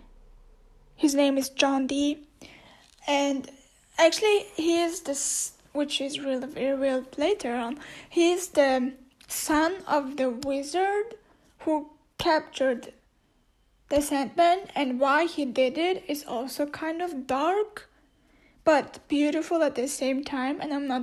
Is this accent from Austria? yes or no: yes; Austria; first language Turkish; English is a second language; I was born in Europe, I can, more like in Austria, I can speak German